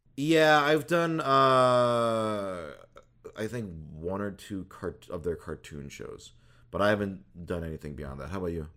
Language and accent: English; Minnesota, United States; I was born in Minnesota.